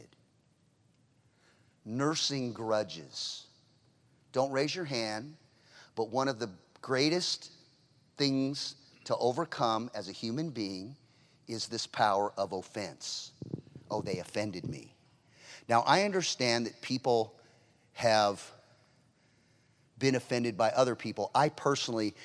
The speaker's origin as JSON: {"language": "English", "region": "California", "country": "United States", "said": "I'm obviously from California."}